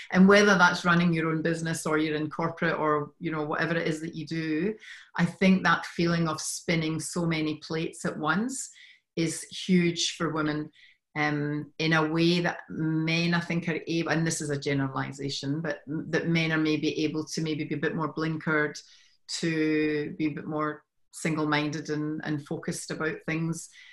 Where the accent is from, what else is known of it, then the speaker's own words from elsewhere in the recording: Scotland, United Kingdom; moved away as an adult; now in Sydney, Australia; I'm originally from Scotland